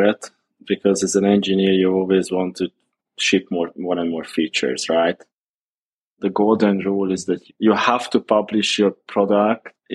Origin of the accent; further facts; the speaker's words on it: Hungary; Born and raised in Hungary